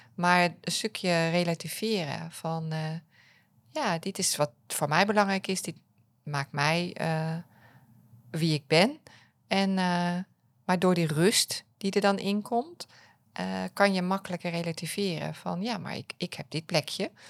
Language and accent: Dutch; Apeldoorn, Gelderland, Netherlands; ik kom uit Apeldoorn.